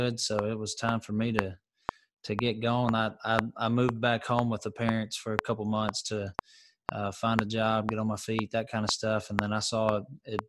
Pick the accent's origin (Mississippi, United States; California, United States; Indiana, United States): Mississippi, United States; Tupelo; also born or lived in Pocahontas, Mississippi / Pontotoc, Mississippi / Saltillo, Mississippi; I'm from Tupelo. I grew up in Tupelo, but I was actually born in a small town called Pocahontas, Mississippi.